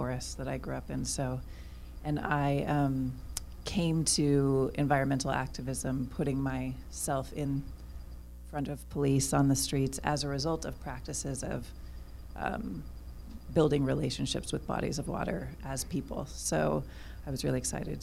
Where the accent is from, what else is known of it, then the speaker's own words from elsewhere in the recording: Southern Oregon, United States; now in Los Angeles, United States; I'm from Southern Oregon, where Los Angeles steals water from.